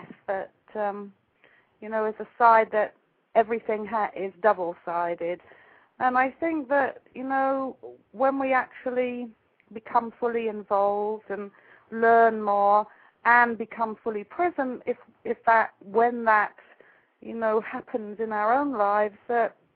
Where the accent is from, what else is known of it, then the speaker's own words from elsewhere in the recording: England, United Kingdom; now in Ojai, United States; I'm actually living in Ojai, California right now, but you can probably tell I actually come from England